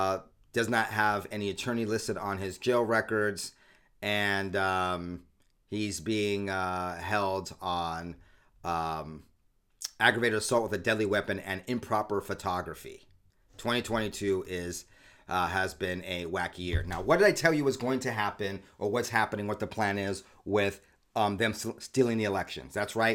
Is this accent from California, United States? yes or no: yes; California, United States; I grew up in Southern California, like one of the most deviant, crazy places in the world.